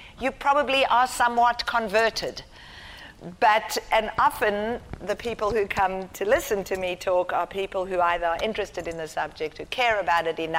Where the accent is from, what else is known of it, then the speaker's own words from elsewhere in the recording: South Africa; also born or lived in Israel; now in Australia; I was white, growing up in apartheid South Africa